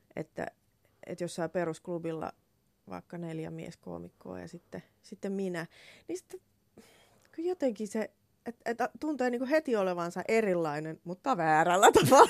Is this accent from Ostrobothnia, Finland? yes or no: yes; Laihia, Ostrobothnia, Finland; moved away; Mä oon Laihialta, joo. Pohjanmaalta